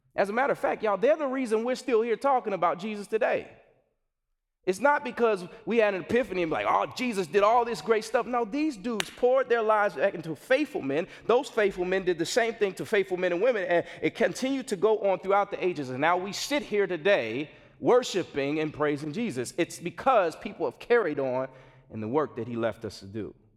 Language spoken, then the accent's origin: English; Gary, Indiana, United States; now in Chicago, United States; I grew up in Gary, Indiana